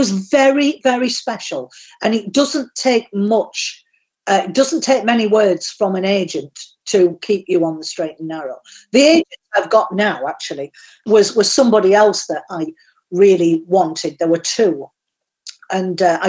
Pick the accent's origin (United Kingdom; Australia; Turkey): United Kingdom; Yorkshire and the Humber; accent: Yorkshire; I did get sacked by a Yorkshire firm in Yorkshire because they said my accent was better suited to the textile industry where I came from